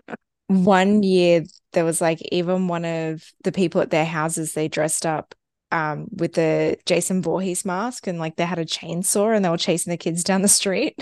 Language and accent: English; Australia; growing up in Australia